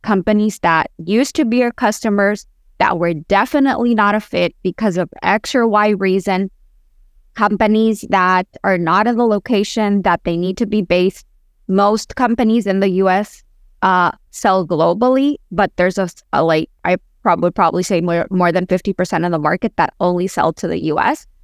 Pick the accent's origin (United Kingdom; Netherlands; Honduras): Honduras; also born or lived in Boston / Central America; now in Miami, United States; I was born and raised in Honduras, but I lived between Miami, Boston, Central America.